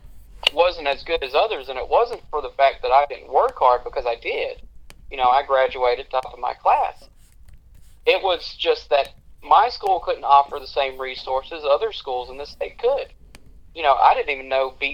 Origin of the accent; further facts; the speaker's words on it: Lancaster County, South Carolina, United States; also born or lived in York, South Carolina; I was born and raised in Lancaster County, so I'm not native to York, but I'm native to the area